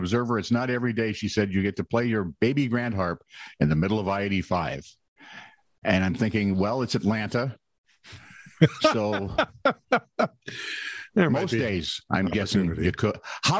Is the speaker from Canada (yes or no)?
no; Ireland; I'm an Irishman. I could have done the voice for him.